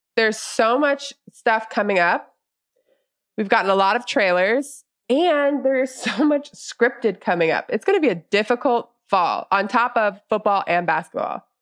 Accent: the South, United States; growing up in the South

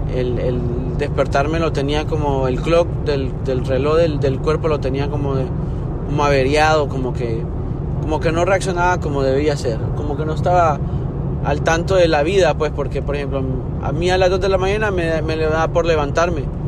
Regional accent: Honduras; moved away; yo soy de Honduras and we're built different

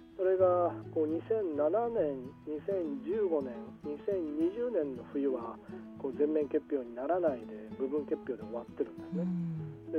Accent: Kitami, Hokkaido, Japan; 私の地元の北見市

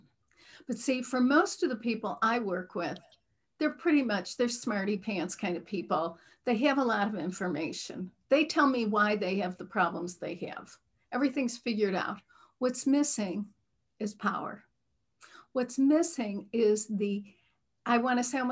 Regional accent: Midwest, United States; accent: Midwestern; I'm from the Midwest, and I was raised in a very traditional Midwestern religion.

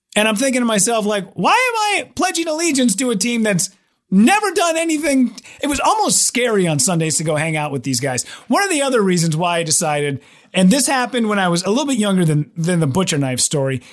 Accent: Minnesota, United States; moved away as an adult; also born or lived in Wisconsin; my home state

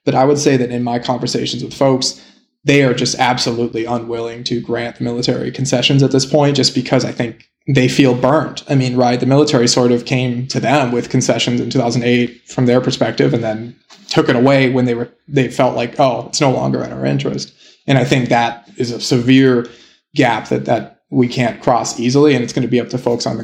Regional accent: United States; I'm an American

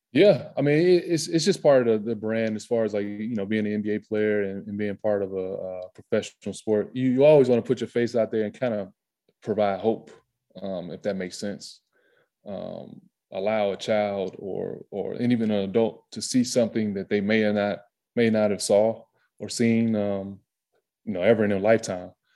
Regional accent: the South, United States; moved away as an adult; growing up in the South

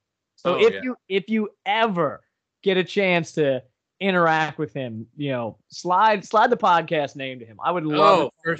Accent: Long Island, New York, United States; We grew up on Long Island.

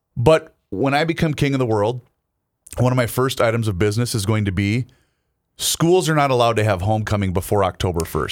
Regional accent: Southern Minnesota, United States; I'm from Southern Minnesota

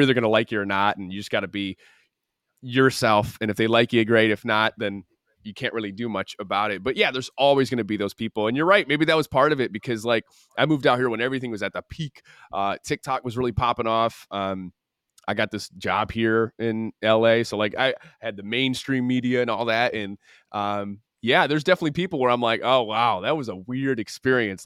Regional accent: Michigan, United States; moved away as an adult; now in Los Angeles, United States; growing up in the Midwest and, um, having, like, a really strong family morals thing, and also just knowing that, like, my family's in Michigan, I have my friends in Michigan

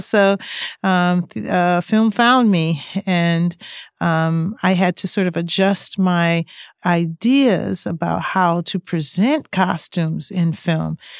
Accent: East Coast, United States; I grew up on the East Coast

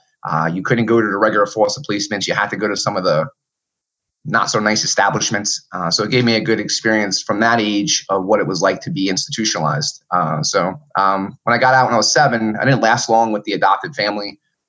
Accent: New York City, New York, United States; also born or lived in Germany; Apparently I came from Germany, which I just found out about a year ago. But when mom left me at this orphanage, it was mostly Haitian Americans in the middle of Brooklyn, New York.

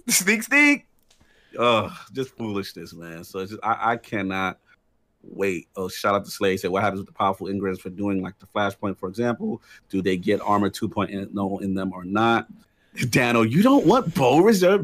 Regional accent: New York, United States; New York City, my home state

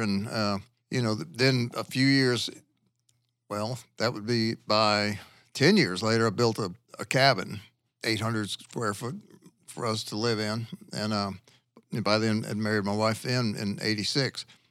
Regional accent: Louisiana, United States; moved away as an adult; now in Arkansas, United States; I'm from Louisiana

